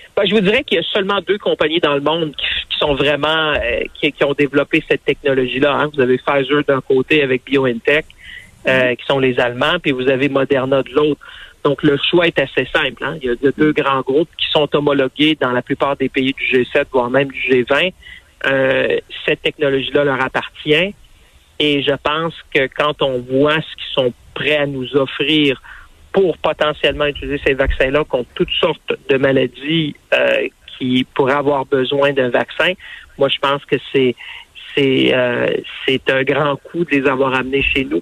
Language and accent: French; Canada; chez nous au Canada